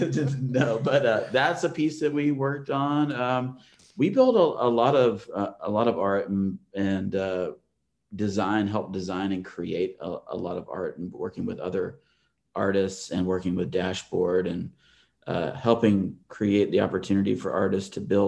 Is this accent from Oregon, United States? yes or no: no; Atlanta, Georgia, United States; I grew up in Atlanta